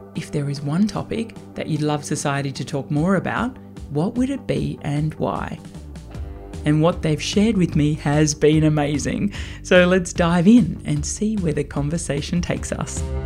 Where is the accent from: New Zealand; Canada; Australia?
Australia; growing up in Australia